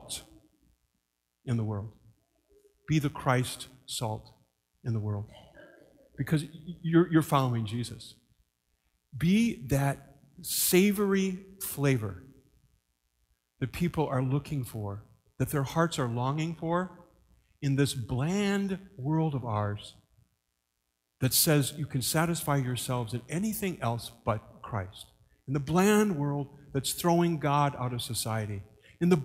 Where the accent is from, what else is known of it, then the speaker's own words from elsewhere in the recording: Mason City, Iowa, United States; growing up in Mason City